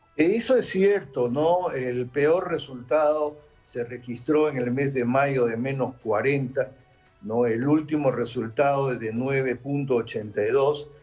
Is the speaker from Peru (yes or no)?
yes; Peru; yo como peruano